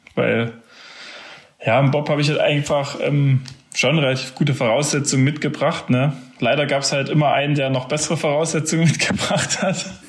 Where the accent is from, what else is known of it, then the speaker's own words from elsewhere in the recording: Zinnwald, Saxony, Germany; Ich bin ja in Zinnwald groß geworden